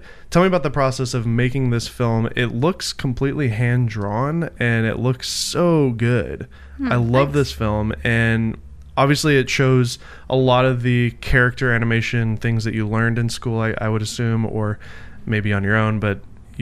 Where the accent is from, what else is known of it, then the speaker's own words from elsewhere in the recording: United States; I'm an American